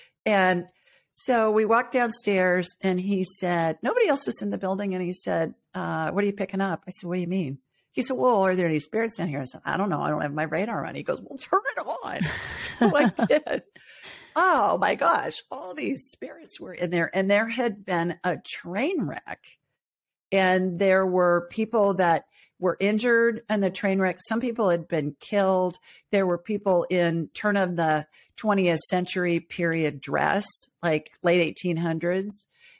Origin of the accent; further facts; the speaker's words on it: Ohio, United States; also born or lived in Los Angeles; I grew up in Ohio and lived in L.A. for a long time.